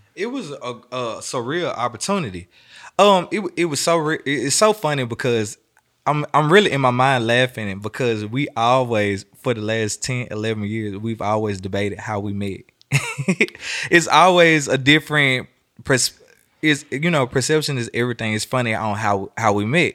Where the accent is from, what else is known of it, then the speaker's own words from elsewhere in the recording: Memphis, Tennessee, United States; moved away as an adult; also born or lived in Miami; now in Atlanta, United States; I'm from Memphis, Tennessee, so my roots are always here.